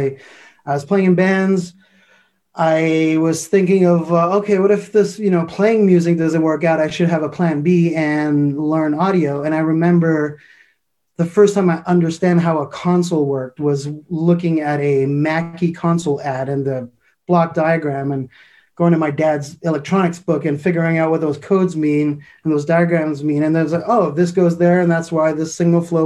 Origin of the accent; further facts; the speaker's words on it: Montreal, Quebec, Canada; I'm from Montreal, Canada